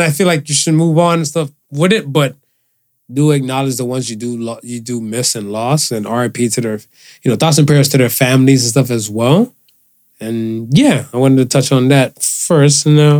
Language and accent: English; Cleveland, Ohio, United States; I'm a man from Cleveland, so bone till I die.